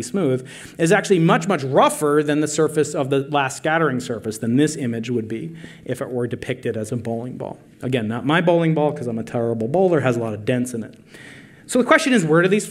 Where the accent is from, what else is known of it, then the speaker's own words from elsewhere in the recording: New York, United States; I'm a New Yorker